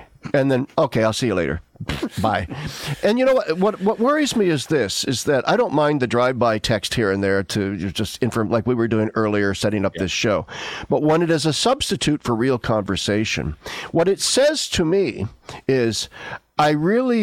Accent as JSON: {"language": "English", "region": "Nebraska", "country": "United States", "tie": "born or raised there", "moved": "yes", "said": "I live 1,300 miles away from my home state of Nebraska, where all of my family still lives"}